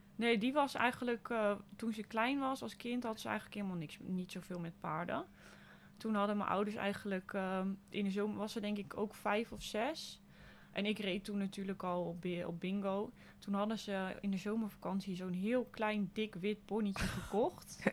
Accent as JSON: {"language": "Dutch", "town": "Zwartsluis", "region": "Overijssel", "country": "Netherlands", "tie": "born or raised there", "also_born_or_lived": "Hasselt", "said": "Ik ben eh, opgegroeid in Zwartsluis. dus een klein dorpje in de buurt van Zwolle"}